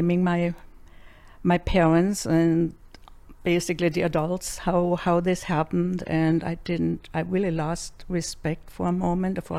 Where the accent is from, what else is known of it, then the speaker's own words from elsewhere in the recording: Freiburg, Baden-Württemberg, Germany; accent: German; English is a second language; moved away as an adult; now in United States; I grew up in Germany